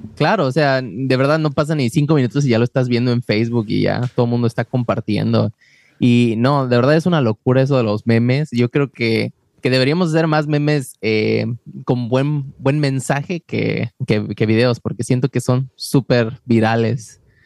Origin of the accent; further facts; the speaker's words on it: Mexico; now in Wisconsin, United States; yo soy de México